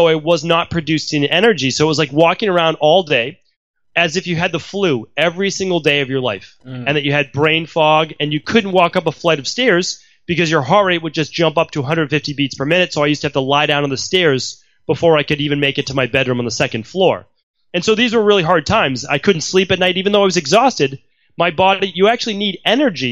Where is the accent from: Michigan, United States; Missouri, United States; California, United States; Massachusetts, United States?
Massachusetts, United States; Medford; I grew up in Medford, Massachusetts